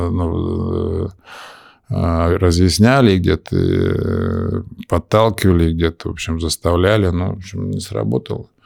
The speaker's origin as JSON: {"language": "Russian", "region": "Moscow", "country": "Russia", "tie": "born or raised there", "also_born_or_lived": "United States", "moved": "as an adult", "said": "Это в Москве. Я москвич."}